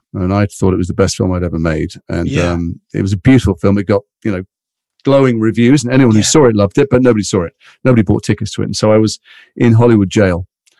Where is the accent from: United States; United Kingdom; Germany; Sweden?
United Kingdom; Liverpool, North West England; accent: Liverpool; also born or lived in London; I'm from Liverpool. So I had a very mild Liverpool accent like that. And then we moved to London and I went kind of full Cockney.